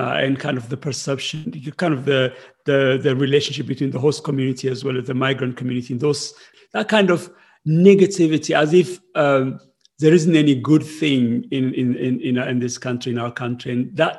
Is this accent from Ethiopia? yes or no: yes; Ethiopia; moved away as an adult; now in United Kingdom; I came from Ethiopia when Ethiopia was in civil war with Eritrea